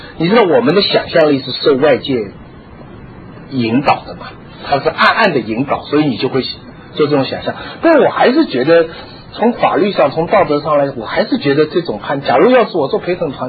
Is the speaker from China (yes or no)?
yes; China; 按我们常识，我们中国人讲的常识，你杀了一个人嘛